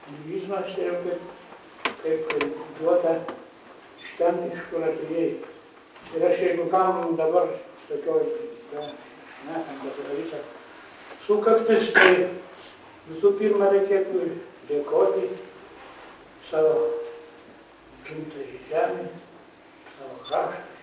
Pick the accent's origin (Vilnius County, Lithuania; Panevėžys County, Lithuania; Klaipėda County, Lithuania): Panevėžys County, Lithuania; Biržai county, Tauskai village; accent: Aukštaitian; aš gimiau Biržų apskrity, Pagalnyko valščiai, Tauskų kaime.